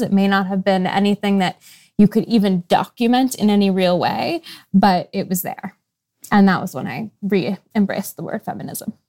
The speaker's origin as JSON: {"language": "English", "town": "Seattle", "region": "Washington", "country": "United States", "tie": "born or raised there", "also_born_or_lived": "New York", "moved": "as an adult", "said": "I grew up in Seattle"}